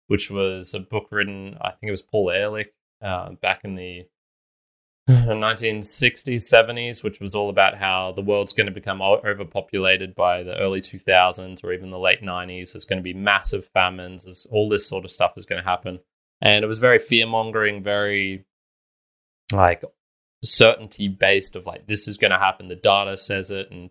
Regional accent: Australia; I'm not American. We never had those same level of inequalities or things like that here in Australia as they did.

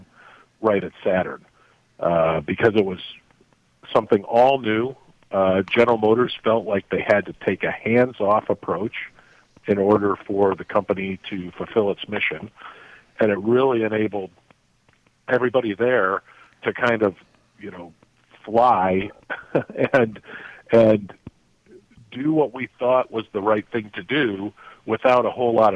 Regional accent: South Bend, Indiana, United States; moved away as an adult; also born or lived in South Africa / Taiwan; I grew up in South Bend, Indiana

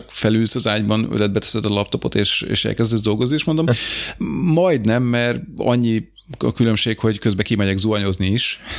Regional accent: Hungary; De figyelj, én magyar vagyok

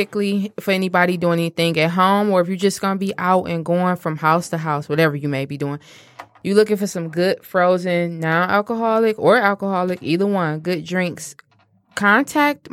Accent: Detroit, Michigan, United States; my hometown

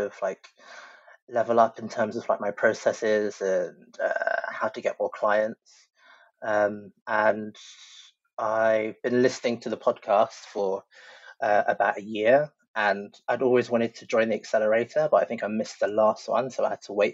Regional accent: London, United Kingdom; I'm from London.

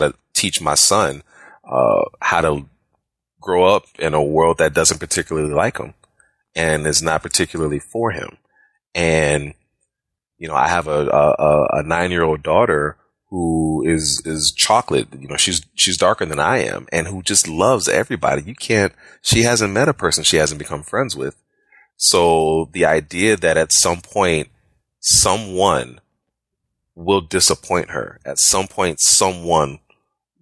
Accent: Chicago, Illinois, United States; now in Jacksonville, United States; I'm from Chicago originally, currently living in Jacksonville, Florida.

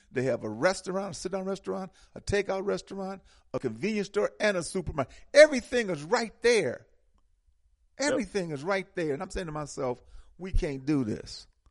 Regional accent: Milwaukee, Wisconsin, United States; especially in the Midwest where I'm from. I'm from Milwaukee

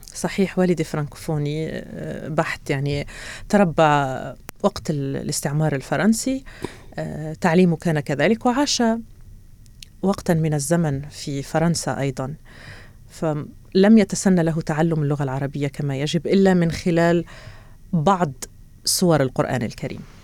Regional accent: Béchar, Béchar Province, Algeria; moved away as an adult; also born or lived in Oran, Algeria / Tehran, Iran / Beirut, Lebanon / United Kingdom; now in Doha, Qatar; ولدت في وهران وعشت في وهران ثم انتقلنا إلى بشار

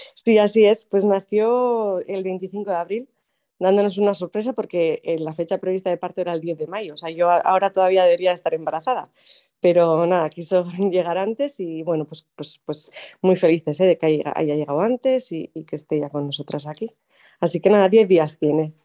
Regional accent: Arrasate-Mondragón, Basque Country, Spain; also born or lived in London / Zurbano, Álava; yo eh, nací en Arrasate Mondragón, que es un pueblo de Guipúzcoa, pero ahora mismo vivo en Zurbano, que es un pueblo muy pequeño que está al lado de Vitoria, en Álava

